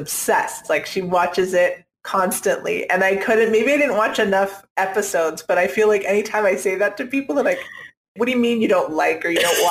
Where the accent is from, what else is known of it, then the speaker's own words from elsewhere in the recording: Canada; also born or lived in Bermuda; now in California, United States; I was born in Bermuda, but raised in Canada and then moved to California